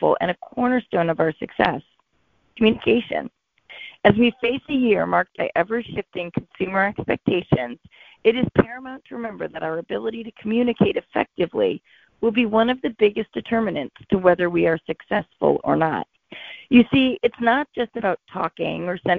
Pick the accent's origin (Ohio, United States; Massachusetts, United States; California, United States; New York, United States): Massachusetts, United States; Boston; calling in from Boston, Massachusetts.